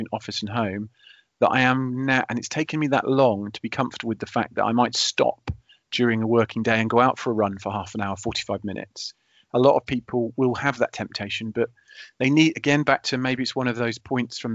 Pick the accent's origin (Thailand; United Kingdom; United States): United Kingdom; being British